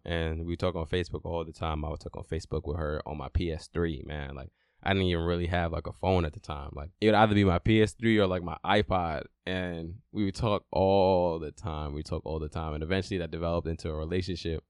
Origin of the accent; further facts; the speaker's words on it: New York City, New York, United States; also born or lived in Brooklyn; I was born in Brooklyn and I moved to Queens when I was five